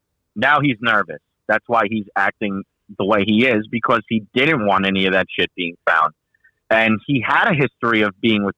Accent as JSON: {"language": "English", "area": "Long Island", "region": "New York", "country": "United States", "said": "we're all from Long Island."}